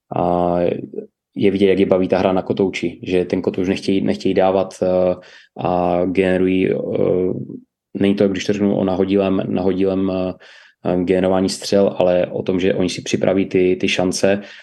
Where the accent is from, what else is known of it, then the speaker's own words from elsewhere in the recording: Ostrava, Moravian-Silesian Region, Czechia; pocházím z Ostravy